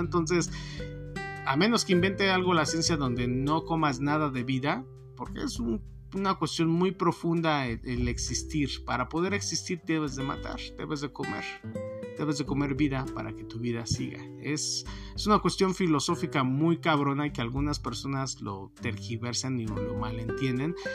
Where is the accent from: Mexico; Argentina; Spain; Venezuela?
Mexico; nosotros como mexicanos